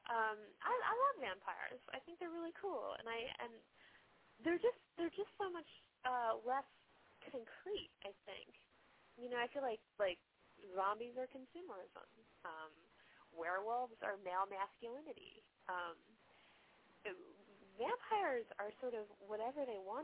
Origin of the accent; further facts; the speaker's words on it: Long Island, New York, United States; moved away; I grew up on Long Island